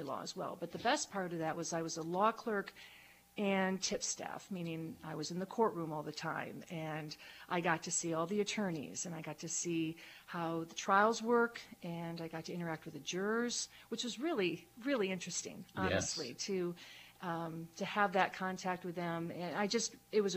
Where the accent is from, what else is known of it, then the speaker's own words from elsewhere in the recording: Falconer, New York, United States; moved away as an adult; also born or lived in Grove City, Pennsylvania / Ada, Ohio; now in Erie, United States; I grew up in Faulkner, New York, Small town in Chautauqua County